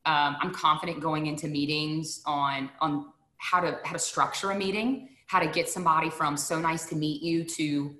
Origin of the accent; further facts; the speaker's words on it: Deep South, United States; I'm from the Deep South.